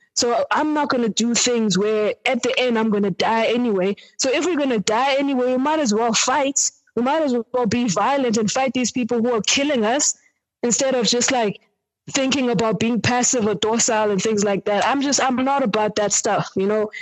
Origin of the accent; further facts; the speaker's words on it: Eastern Cape, South Africa; now in Johannesburg, South Africa; I'm from the Eastern Cape um, originally, and currently based in Johannesburg